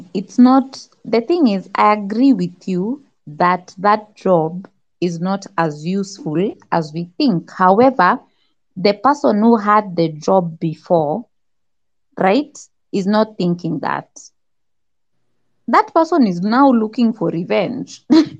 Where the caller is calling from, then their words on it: Nairobi, Kenya; I'm talking from Nairobi, Kenya.